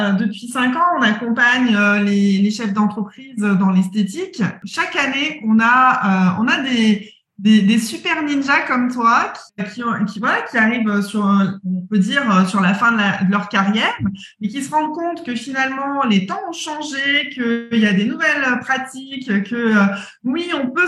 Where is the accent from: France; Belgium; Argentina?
Belgium; Brussels, Brussels-Capital Region; je viens de Bruxelles.